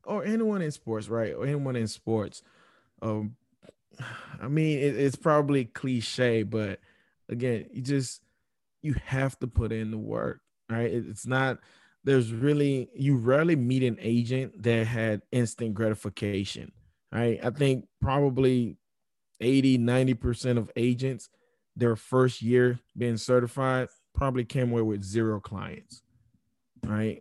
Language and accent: English; South Florida, United States; growing up in South Florida